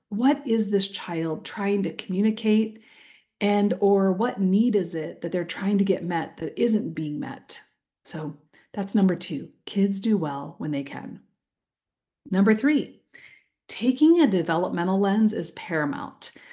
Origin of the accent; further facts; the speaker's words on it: Iowa, United States; now in Oregon, United States; I recently got back from my home state of Iowa, where I grew up